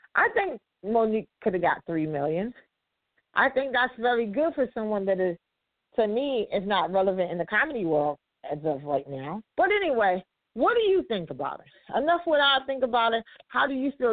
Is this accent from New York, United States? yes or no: yes; New York City, New York, United States; I'm from Harlem, Harlem, New York.